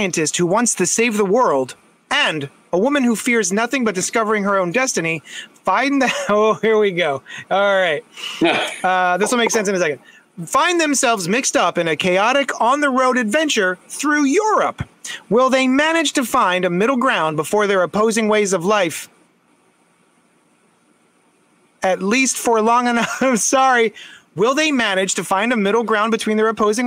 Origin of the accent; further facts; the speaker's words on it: United States; I'm American